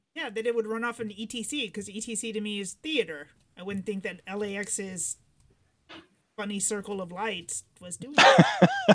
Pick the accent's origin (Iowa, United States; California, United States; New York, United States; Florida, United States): California, United States; we grew up here